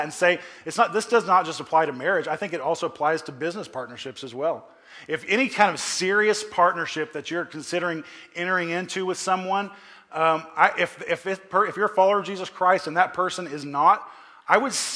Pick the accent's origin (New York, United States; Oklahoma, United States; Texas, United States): Oklahoma, United States; moved away; I grew up back in Oklahoma and all my family is out there